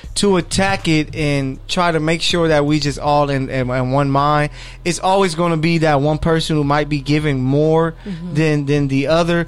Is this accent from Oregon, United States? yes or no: no; Los Angeles, California, United States; We're from Born and raised, South Central babies